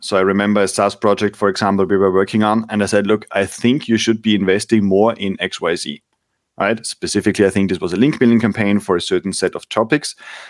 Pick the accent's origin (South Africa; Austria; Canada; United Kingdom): Austria; I grew up in Austria in the winter